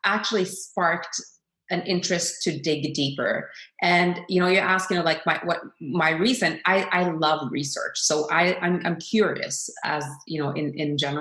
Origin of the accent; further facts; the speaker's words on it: Norway; as a Norwegian myself, I've always been very proud and honored that my home country of Norway